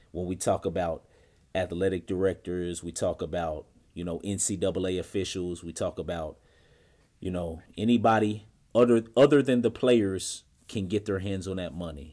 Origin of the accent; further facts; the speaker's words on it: Indianapolis, Indiana, United States; moved away; my hometown of Indianapolis, Indiana